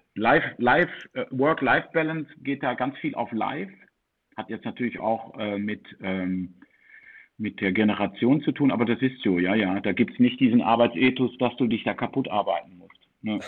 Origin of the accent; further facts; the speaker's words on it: Netherlands; ich bin als Deutscher in äh, Holland aufgewachsen in 1974